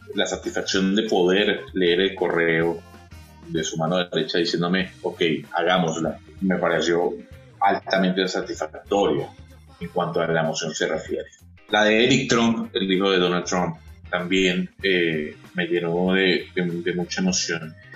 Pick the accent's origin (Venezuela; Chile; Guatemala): Venezuela; Caracas, Capital District; moved away as an adult; now in Panama; quisiera estar otra vez con mi familia en la Urbina, aquí en Caracas, compartiendo con mis amigos de la calle, de los 15 años